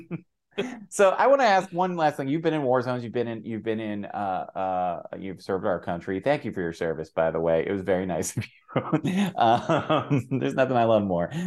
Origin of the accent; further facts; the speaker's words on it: New York City, New York, United States; being a New Yorker and being from New York City